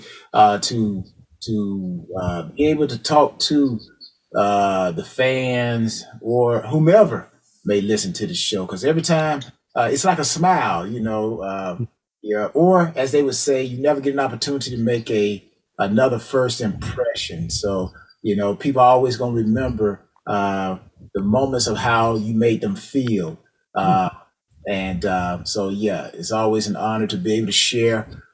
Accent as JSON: {"language": "English", "town": "LaGrange", "region": "Georgia", "country": "United States", "tie": "born or raised there", "said": "I'm from Georgia, LaGrange, Georgia. So for those who don't know, LaGrange is about an hour and 15 minutes southwest of Atlanta. So I grew up watching the Atlanta Falcons too"}